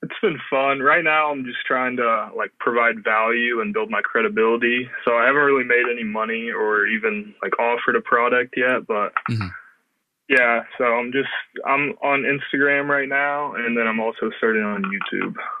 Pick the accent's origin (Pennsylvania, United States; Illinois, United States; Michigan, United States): Illinois, United States; I'm from Illinois.